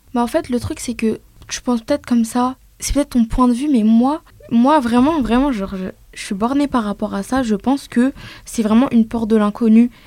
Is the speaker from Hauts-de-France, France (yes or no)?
no; Argenteuil, Île-de-France, France; j'ai grandi à Argenteuil. C'est euh, dans la banlieue parisienne, dans le 95